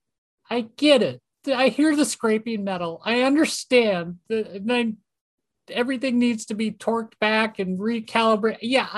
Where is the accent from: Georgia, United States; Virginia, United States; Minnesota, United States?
Minnesota, United States; Minneapolis; Minneapolis, St. Paul's my hometown.